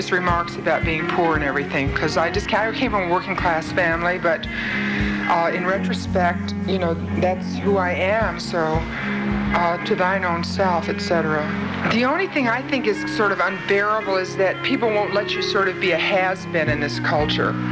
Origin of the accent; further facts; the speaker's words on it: Detroit, Michigan, United States; I grew up in Detroit in a great old apartment house, see, with so many different kinds of people